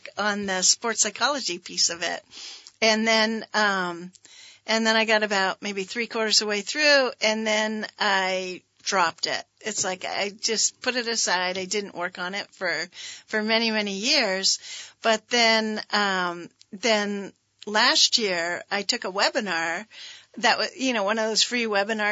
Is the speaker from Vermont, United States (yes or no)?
yes; Richmond, Vermont, United States; I feel like I was nine when we moved to Richmond